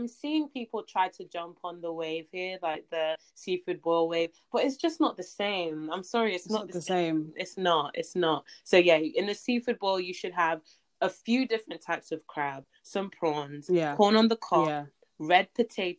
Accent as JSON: {"language": "English", "country": "Nigeria", "said": "I'm Nigerian"}